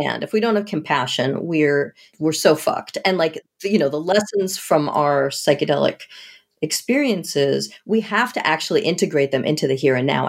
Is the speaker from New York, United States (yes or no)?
no; outside of Boston, Massachusetts, United States; I grew up outside of Boston